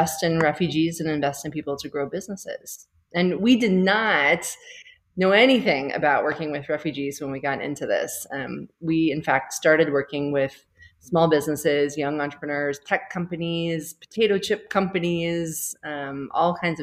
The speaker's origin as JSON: {"language": "English", "country": "United States", "moved": "as an adult", "lives_now": "Rwanda", "said": "I'm American, but have not been in the U.S. As a place of doing work for a very long time."}